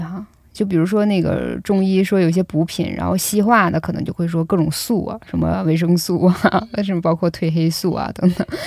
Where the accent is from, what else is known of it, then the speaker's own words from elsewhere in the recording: Northeast China, China; now in Beijing, China; 我是东北人，以前我就是挺怕冷的